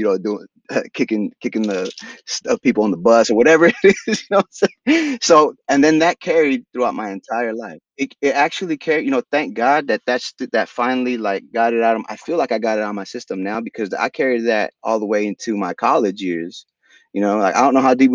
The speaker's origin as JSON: {"language": "English", "town": "Stockton", "region": "California", "country": "United States", "tie": "born or raised there", "also_born_or_lived": "San Jose, California", "first_language": "Spanish", "second_language": "English", "moved": "as an adult", "said": "we moved to Stockton when I was just a little boy. So I was raised in Stockton."}